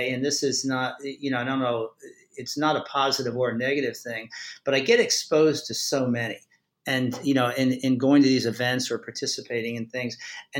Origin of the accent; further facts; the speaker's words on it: Maryland, United States; I'm from Maryland.